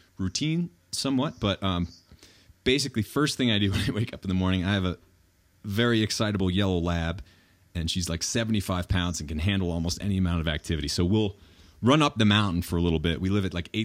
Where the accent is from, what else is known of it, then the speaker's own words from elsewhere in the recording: New Hampshire, United States; moved away; when I was growing up in New Hampshire